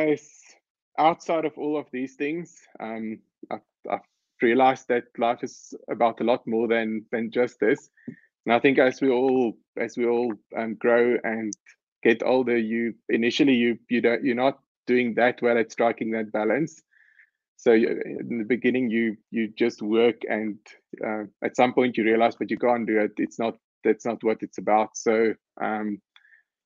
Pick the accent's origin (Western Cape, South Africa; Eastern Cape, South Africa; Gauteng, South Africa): Gauteng, South Africa; Pretoria; So I grew up in Pretoria. I went to school in Pretoria